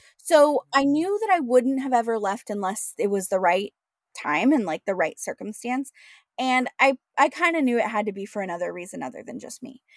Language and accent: English; Washington, United States; moved away as an adult; also born or lived in San Diego; born and raised in Washington State